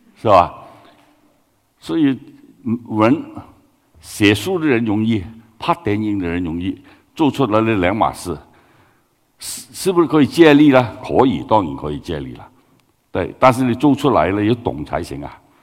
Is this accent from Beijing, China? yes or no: no; Guangdong, China; Chinese is a second language; moved away; 我是广东人啊。呃，普通话好普通